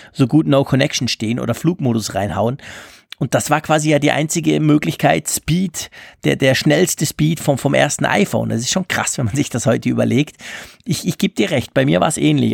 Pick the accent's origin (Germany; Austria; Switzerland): Switzerland; bei uns in der Schweiz